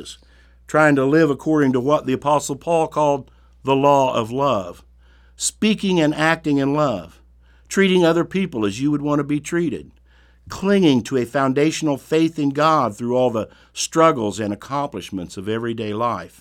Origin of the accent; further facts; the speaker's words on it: Brown County, Indiana, United States; When I was growing up in Brown County, my family attended a little country church